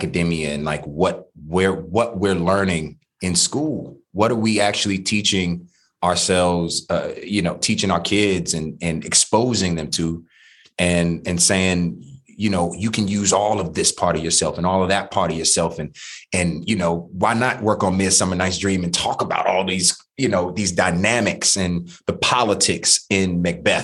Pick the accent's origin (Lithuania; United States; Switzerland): United States; Washington, District of Columbia; growing up in DC public schools